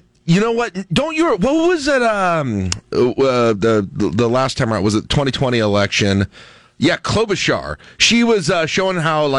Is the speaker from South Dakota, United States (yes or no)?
yes; South Dakota, United States; now in Nebraska, United States; I was born in South Dakota.